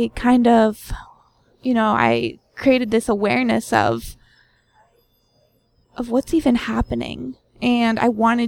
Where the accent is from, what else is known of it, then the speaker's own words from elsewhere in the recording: Pennsylvania, United States; moved away as an adult; also born or lived in New York; I grew up in Pennsylvania